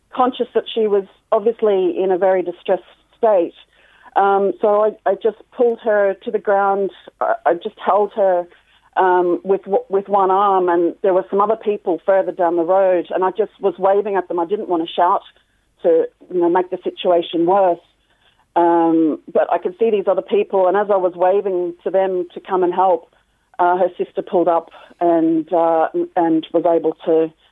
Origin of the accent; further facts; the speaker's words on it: Australia; now in Ireland; actually from Australia.